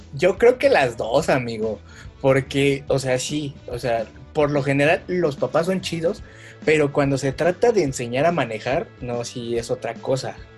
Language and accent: Spanish; Mexico; como buenos mexicanos